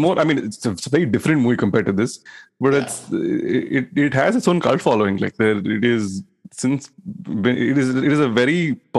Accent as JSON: {"language": "English", "region": "London", "country": "United Kingdom", "said": "Yes, I am from London."}